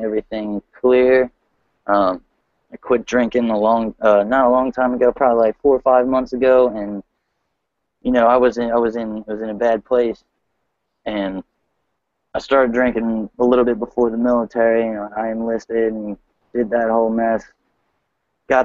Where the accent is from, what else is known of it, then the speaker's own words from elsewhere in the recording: Newark, Delaware, United States; I'm from Newark, Delaware